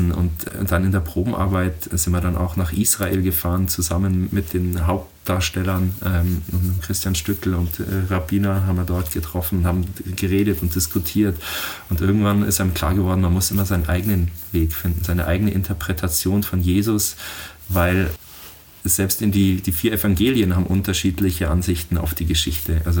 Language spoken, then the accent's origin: German; Oberammergau, Bavaria, Germany; Also ich bin in Oberammergau geboren und hier aufgewachsen